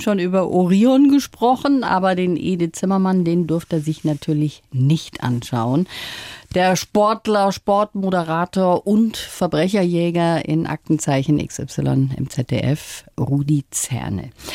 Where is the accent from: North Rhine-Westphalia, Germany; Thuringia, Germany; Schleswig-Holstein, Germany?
North Rhine-Westphalia, Germany; Ruhr area; ich bin im Ruhrgebiet auch groß geworden